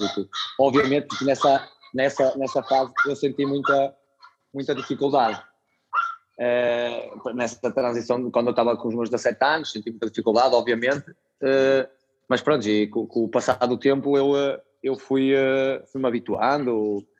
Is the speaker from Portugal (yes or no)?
yes; Moreira de Cónegos, Norte, Portugal; moved away as an adult; foram 14 anos né, de, de Moreirense, onde eu cresci, sou, sou da, da vila de Moreira de Cónagos